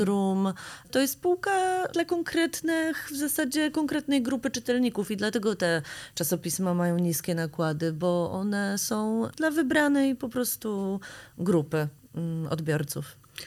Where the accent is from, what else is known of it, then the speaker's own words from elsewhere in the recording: Grudziądz, Kuyavian-Pomeranian Voivodeship, Poland; now in Warsaw, Poland; My jesteśmy dziewczynami z Grudziądza, które przyjechały do Warszawy